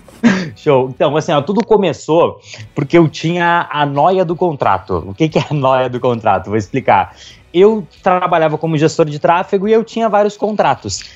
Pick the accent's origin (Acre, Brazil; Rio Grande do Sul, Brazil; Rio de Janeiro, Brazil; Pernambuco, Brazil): Rio Grande do Sul, Brazil; Pelotas; moved away as an adult; now in Londrina, Brazil; nasci no Rio Grande do Sul, fazia faculdade lá